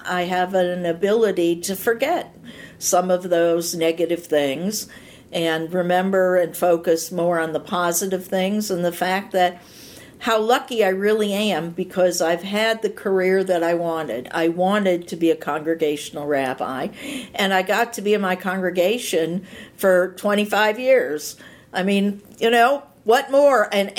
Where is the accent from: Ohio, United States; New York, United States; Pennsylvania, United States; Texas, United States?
Ohio, United States; Cleveland; I'm from Cleveland.